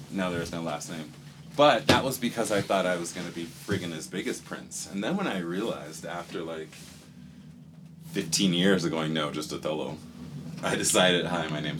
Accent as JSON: {"language": "English", "country": "Panama", "said": "Actually, I'm from Panama. I'm from, my mother is Spanish. She doesn't speak much English. And so when I was born in Panama"}